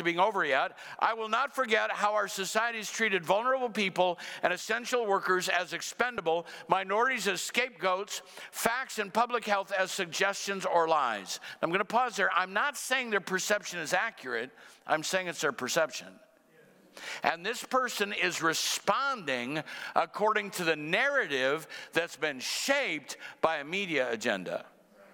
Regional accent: Cedar Rapids, Iowa, United States; moved away as an adult; my hometown, Cedar Rapids

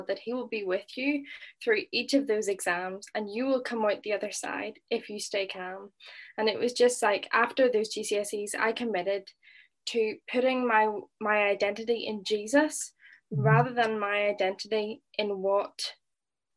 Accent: Northern Ireland, United Kingdom; moved away as an adult; now in Liverpool, United Kingdom; I'm originally from Northern Ireland, as you can hear.

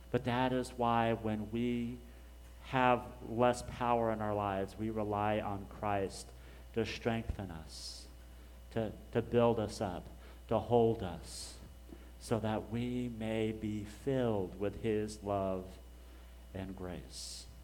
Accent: Dallas, Texas, United States; we're just from Dallas because it's just easier to say.

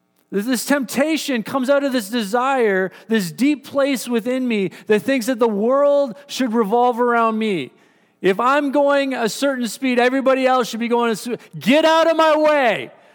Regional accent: Surrey, British Columbia, Canada; now in Powell River, Canada; I come from the city. I've only been here for about 16 months. And so I come from Surrey, where we like to drive.

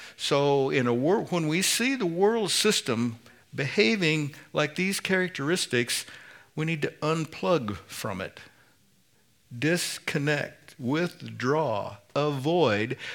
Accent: Indiana, United States; I'm from Indiana. we say pop

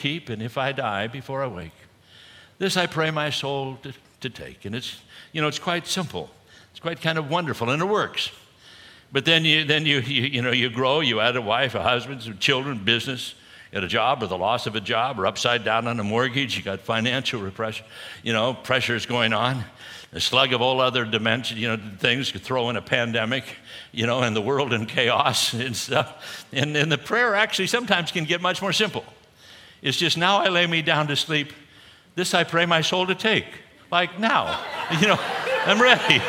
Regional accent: Southern California, United States; I grew up in Southern California, and you know, was a surfer like many others there at the time.

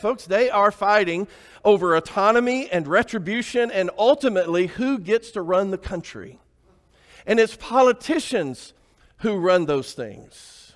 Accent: Alabama, United States; I grew up in Alabama

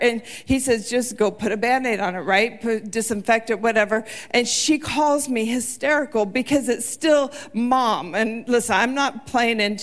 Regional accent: United States; also born or lived in South Texas; we moved up from South Texas to Washington

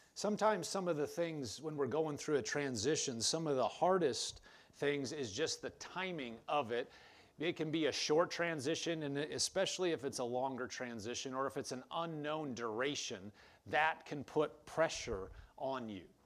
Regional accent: Omaha, Nebraska, United States; also born or lived in Lincoln, Nebraska; I was from Omaha, Nebraska. I was going to school in Lincoln, Nebraska.

